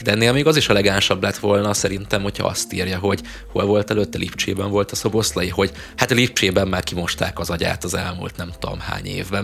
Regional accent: Hungary

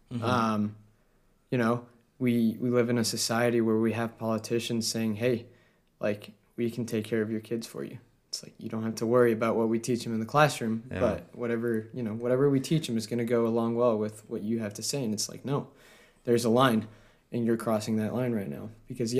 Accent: Colorado, United States; this is a great example from my home state in Colorado.

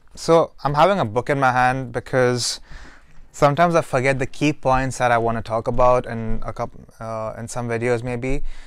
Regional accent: Dubai, United Arab Emirates; moved away; I'm from Dubai.

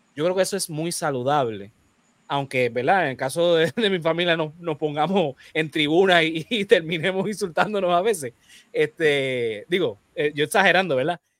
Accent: Puerto Rico

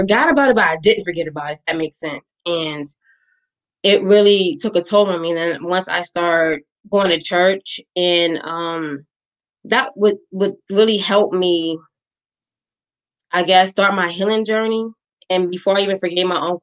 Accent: Maryland, United States; I'm from Maryland

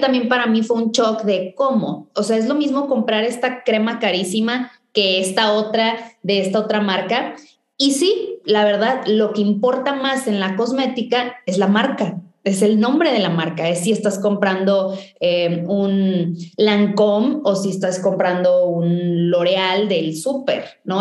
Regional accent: Valle Hermoso, Tamaulipas, Mexico; yo crecí en, en Vallehermoso, en, en una ciudad muy chiquita al norte de Tamaulipas

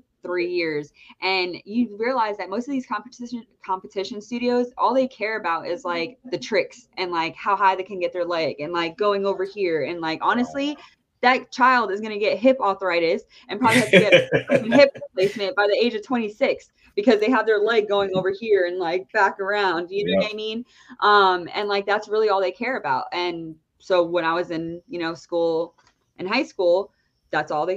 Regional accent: New Jersey, United States; I'm from New Jersey.

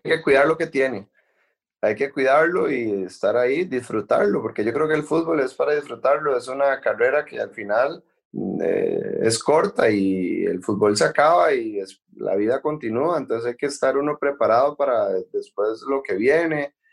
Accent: Costa Rica; moved away as an adult; now in Paris, France; para uno como costarricense

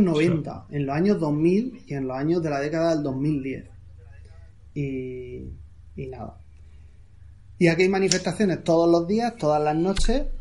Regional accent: Murcia, Region of Murcia, Spain; yo soy de Murcia

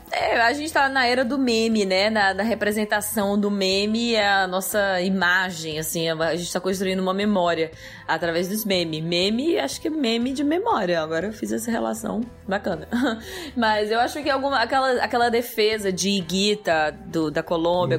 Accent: Brazil; enquanto sendo brasileiro

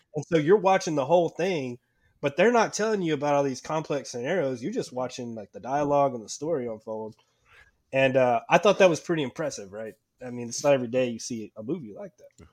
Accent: United States; as an American

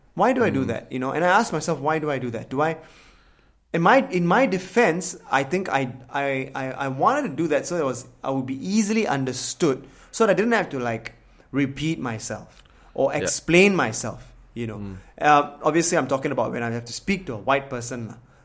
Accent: Singapore; English is a second language; I grew up in Singapore.

